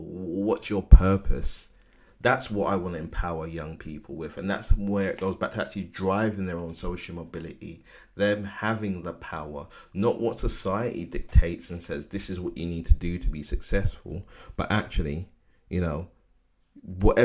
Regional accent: London, United Kingdom; I grew up in Bermondsey, and around that time it was really rough

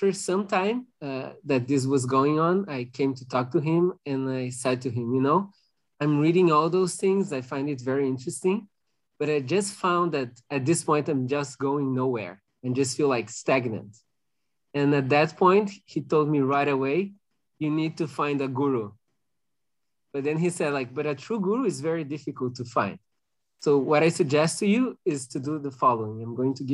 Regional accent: Porto Alegre, Rio Grande do Sul, Brazil; moved away as an adult; also born or lived in France; I'm currently in Brazil, in Porto Alegre. That's my hometown, even though I work in France

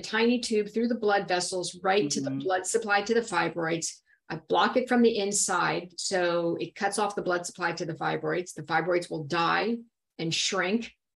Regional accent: Miami, Florida, United States; moved away as an adult; now in Dallas, United States; I am originally from Miami, Florida, and I lived there until I was 18.

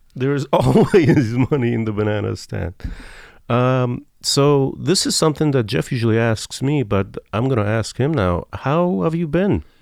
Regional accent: Iran; moved away; I'm from Iran

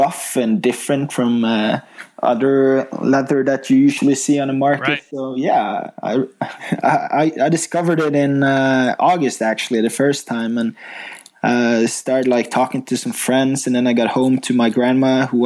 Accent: Bergen, Vestland, Norway; I grew up in Bergen, Norway

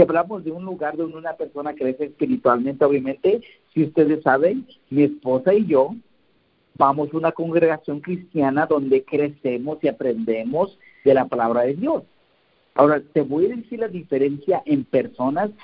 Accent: Santiago Apóstol, Oaxaca, Mexico; moved away; ir donde yo nací, en la casa donde yo nací en Oaxaca, en ah, Santiago Apóstol.

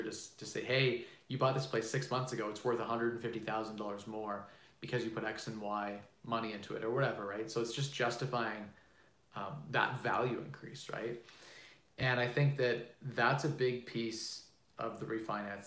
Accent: Canada; I'm Canadian

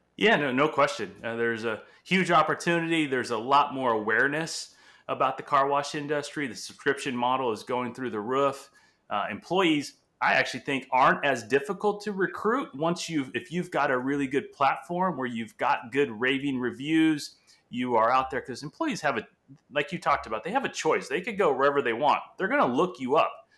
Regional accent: Angola; first language Portuguese; English is a second language; also born or lived in Portugal; now in California, United States; So, English is my second language, Portuguese being my first. I was born in Angola, Africa

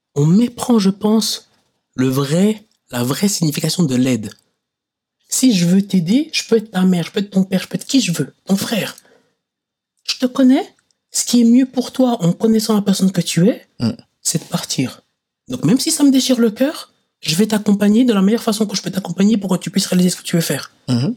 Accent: Switzerland; Certes, j'ai pas vécu longtemps dans mon pays d'origine, mais je sais que la situation là-bas n'est pas la même. Ici en Suisse

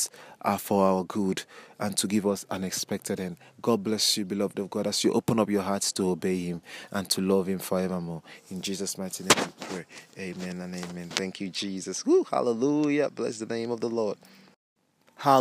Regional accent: Nigeria; I'm a Nigerian

